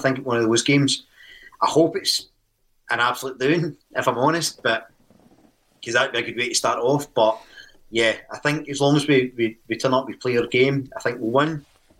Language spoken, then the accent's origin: English; Scotland, United Kingdom; being a Scottish football fan, being a Celtic fan, sometimes you're always you look for validation for other teams.